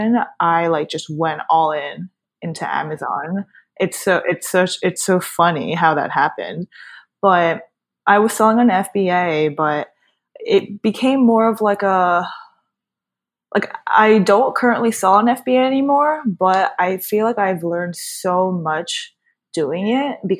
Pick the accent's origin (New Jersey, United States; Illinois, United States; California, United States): New Jersey, United States; born and raised in Jersey. I've grew up here my whole entire life